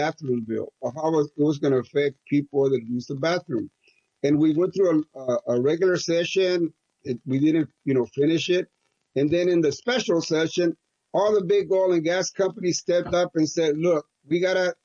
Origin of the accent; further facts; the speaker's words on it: Crystal City, Texas, United States; I grew up in Crystal City